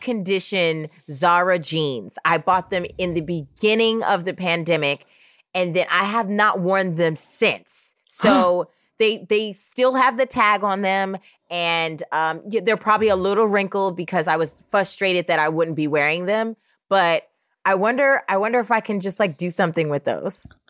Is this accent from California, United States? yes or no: yes; Oakland, California, United States; also born or lived in New York; I grew up in Oakland, California.